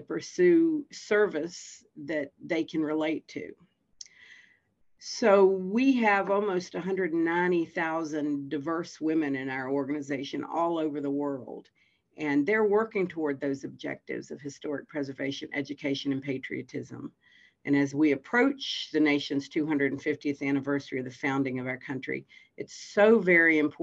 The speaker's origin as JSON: {"language": "English", "town": "Fredericksburg", "region": "Virginia", "country": "United States", "tie": "born or raised there", "said": "I was born in Fredericksburg, Virginia, and I grew up here and went to school here"}